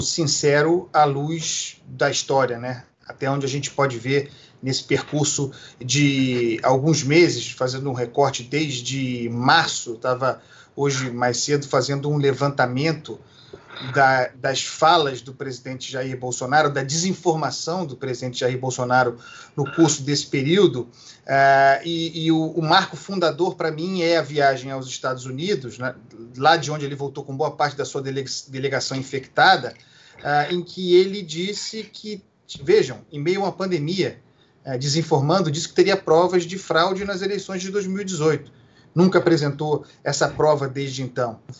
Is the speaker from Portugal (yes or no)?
no; Brazil; como brasileiros